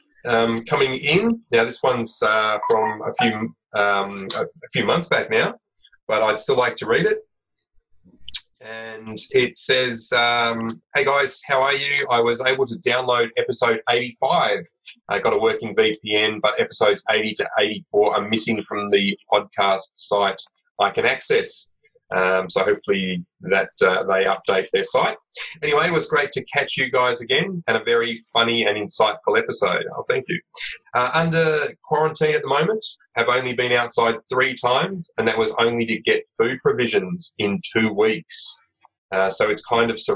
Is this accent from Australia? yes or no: yes; Australia; We're Aussie blokes, we're dads, we're entrepreneurs